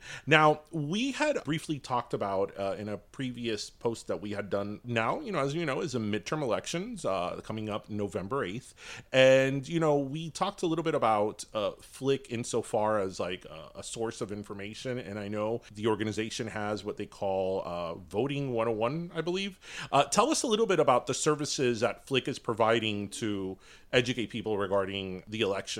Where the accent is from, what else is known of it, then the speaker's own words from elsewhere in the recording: United States; we speak the language, we were raised in the United States